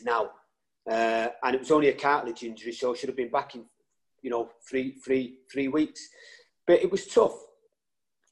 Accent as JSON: {"language": "English", "town": "Salford", "region": "North West England", "country": "United Kingdom", "tie": "born or raised there", "also_born_or_lived": "Ireland", "said": "I was brought up, you know, in between England and Ireland. And growing up in Salford, it was a big red area."}